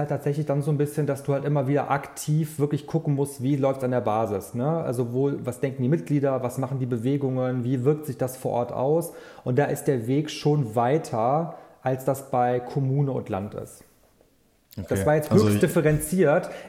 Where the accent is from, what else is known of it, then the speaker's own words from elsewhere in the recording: Troisdorf, North Rhine-Westphalia, Germany; Ich komme aus Troisdorf, was ja nah bei Köln ist